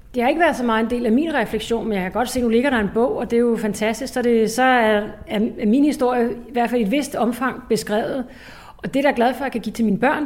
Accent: Ishøj, Capital Region of Denmark, Denmark; hvordan var min barndom i Ishøj?

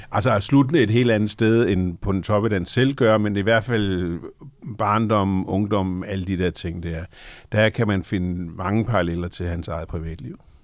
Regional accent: Lolland, Zealand, Denmark; moved away; also born or lived in Copenhagen / Møn; født og opvokset på Lolland

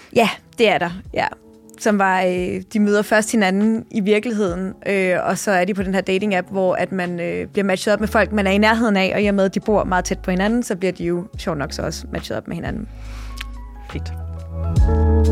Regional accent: Jutland, Denmark; now in Copenhagen, Denmark; Jeg er selv, øh, født og opvokset i Jylland

